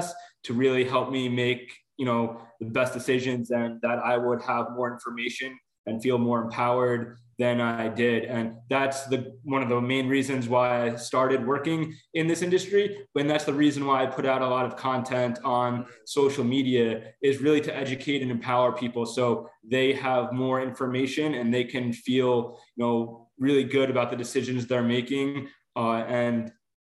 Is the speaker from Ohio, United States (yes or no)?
no; Long Island, New York, United States; also born or lived in Bronx; now in Rockland County, United States; I grew up on Long Island